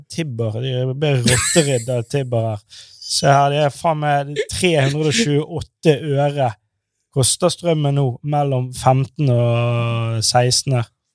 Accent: Norway; vi som nordmenn

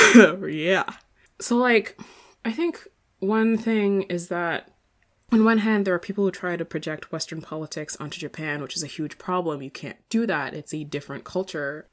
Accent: Ireland; accent: kind of Irish; moved away; I'd have like a, a kind of Irish accent

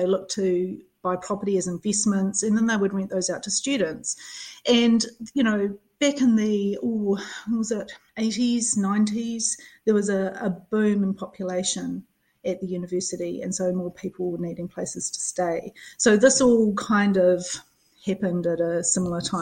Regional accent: Christchurch, Canterbury, New Zealand; moved away as an adult; also born or lived in Dunedin; I grew up in Christchurch. I came down to Dunedin

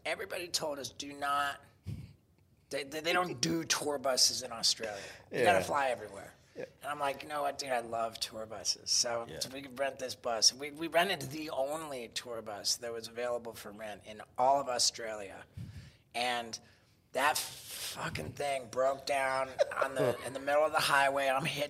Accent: England, United Kingdom; born there; Well, you see, I was born in England, which makes me British.

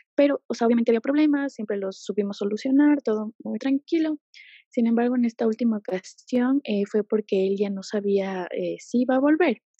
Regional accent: Ecuador; also born or lived in Quito; yo soy de Ecuador

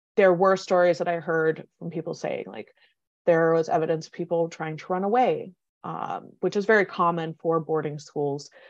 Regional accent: Minneapolis, Minnesota, United States; now in Madison, United States; I grew up in Minneapolis because my grandfather left White Earth, um, in the fifties

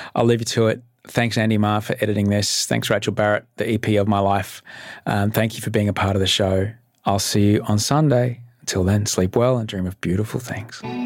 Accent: Brisbane, Queensland, Australia; now in Sydney, Australia; I grew up in Brisbane. I'm an immigrant

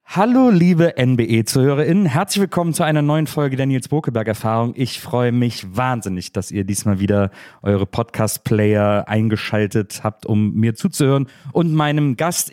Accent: Wesseling, North Rhine-Westphalia, Germany; ich komm aus Wesseling, das ist zwischen Köln und Bonn, eine kleine Stadt

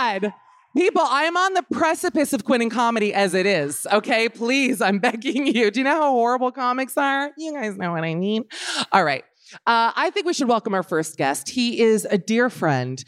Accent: Miami, Florida, United States; I'm from Miami

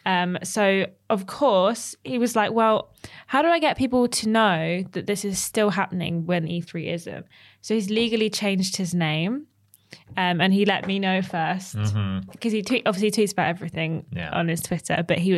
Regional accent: Cambridge, East of England, United Kingdom; I'm from Cambridge.

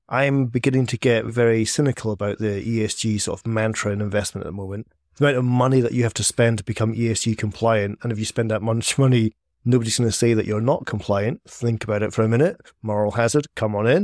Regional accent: Scotland, United Kingdom; I'm Scottish

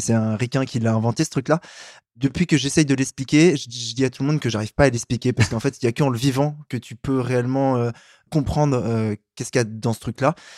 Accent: Paris, Île-de-France, France; je suis un Parisien euh, qui prend le métro, qui est mon passe Navigo

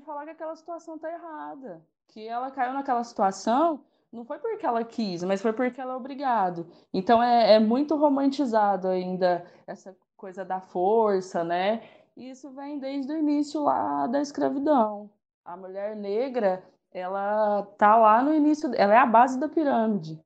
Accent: Guará, São Paulo, Brazil; moved away as an adult; now in Uberaba, Brazil; eu sou de Guará, mas atualmente moro em Uberaba

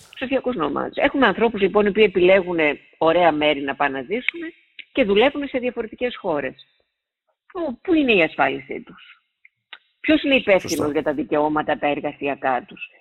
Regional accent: Siatista, Western Macedonia, Greece; moved away; στη Σιάτιστα, ε, στην πατρίδα μου επάνω

